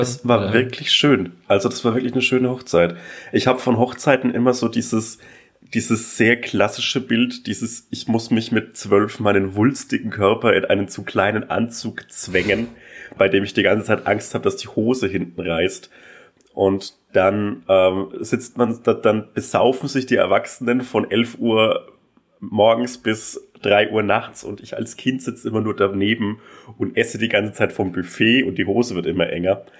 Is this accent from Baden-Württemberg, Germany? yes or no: no; Franconian Switzerland, Upper Franconia, Bavaria, Germany; in der fränkischen Schweiz, die oberfränkische Provinz